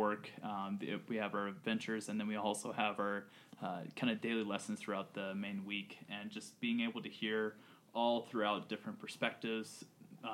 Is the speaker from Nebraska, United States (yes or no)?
no; Charlotte, North Carolina, United States; just outside from Charlotte